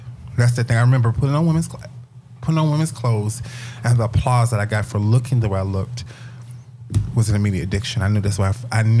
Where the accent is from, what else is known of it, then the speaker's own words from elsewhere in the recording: Virginia, United States; moved away; I'm from Virginia.